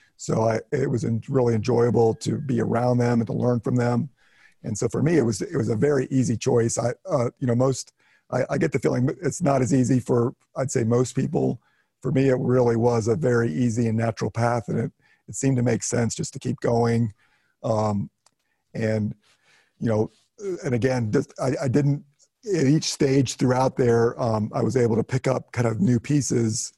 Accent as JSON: {"language": "English", "region": "Ohio", "country": "United States", "tie": "born or raised there", "also_born_or_lived": "North Carolina", "moved": "as an adult", "said": "I grew up in Ohio, north central part"}